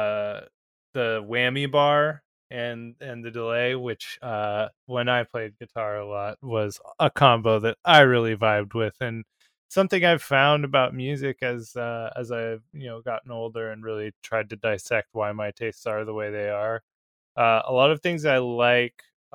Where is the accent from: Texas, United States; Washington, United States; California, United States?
Washington, United States; Seattle; growing up in the Seattle area